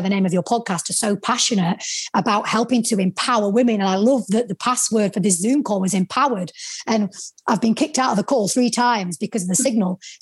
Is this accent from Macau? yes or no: no; the North, the north of England, United Kingdom; accent: Northern; my Northern accent